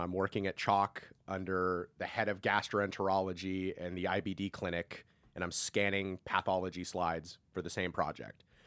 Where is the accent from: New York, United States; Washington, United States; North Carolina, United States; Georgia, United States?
Washington, United States; Seattle; born or raised there; moved away as an adult; now in California, United States